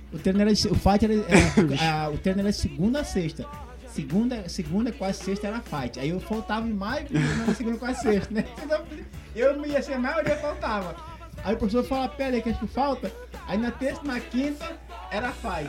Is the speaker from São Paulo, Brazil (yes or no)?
no; Rio de Janeiro, Brazil; moved away as an adult; now in Uberaba, Brazil; eu sou natural do Rio de Janeiro